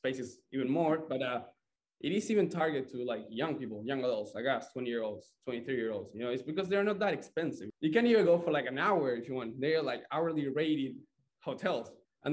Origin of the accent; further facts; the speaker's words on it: Buenos Aires, Argentina; moved away as an adult; also born or lived in San Luis Obispo, California; now in Santa Barbara, United States; from Argentina, Buenos Aires, and I came here to the States in 2019